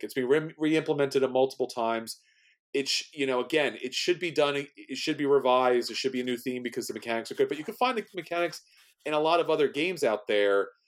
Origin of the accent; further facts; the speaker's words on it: New York City, New York, United States; I'm from New York City.